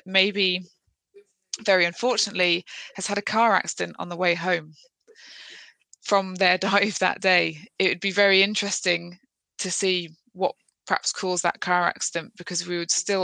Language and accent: English; Midlands, United Kingdom; moved away as an adult; now in Plymouth, United Kingdom; I'm from the Midlands